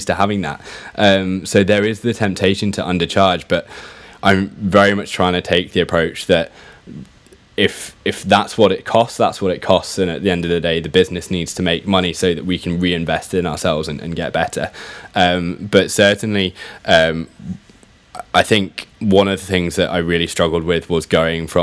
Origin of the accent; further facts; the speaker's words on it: Shropshire, just outside of Shrewsbury, West Midlands, United Kingdom; moved away as an adult; also born or lived in London; I grew up in Shropshire, just outside of Shrewsbury.